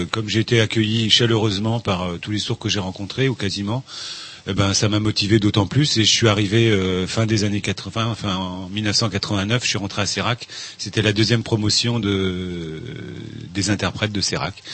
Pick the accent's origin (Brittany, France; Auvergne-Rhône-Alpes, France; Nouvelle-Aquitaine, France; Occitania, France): Brittany, France; Moi, je suis né en Bretagne aussi. Je suis breton.